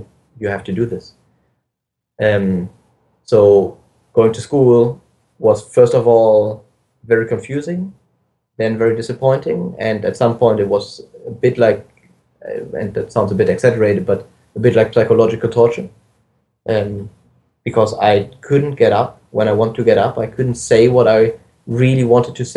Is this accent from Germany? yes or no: yes; Germany; I grew up in Germany. I went to school in Germany